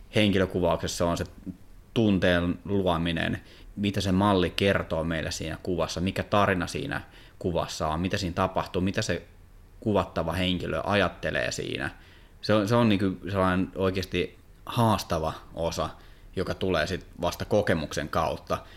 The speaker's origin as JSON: {"language": "Finnish", "town": "Kouvola", "region": "Kymenlaakso", "country": "Finland", "said": "mä oon Kouvolasta"}